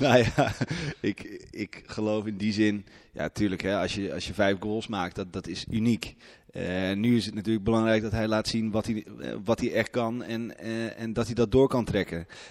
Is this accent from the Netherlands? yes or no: yes; Haarlem, North Holland, Netherlands; now in Eindhoven, Netherlands; Ik kom uit Haarlem, ben daar geboren